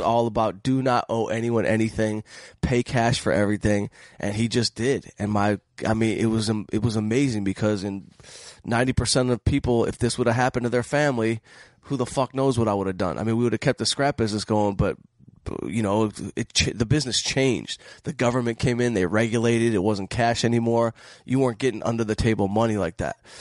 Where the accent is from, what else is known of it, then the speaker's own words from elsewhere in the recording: Detroit, Michigan, United States; moved away as an adult; now in Los Angeles, United States; I'm from Detroit, so I grew up in scrap, in the scrap metal business